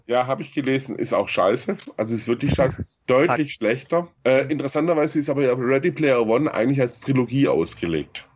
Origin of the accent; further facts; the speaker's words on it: Baden-Württemberg, Germany; now in Munich, Germany; ich komme aus Baden-Württemberg, da lege ich schon Wert drauf.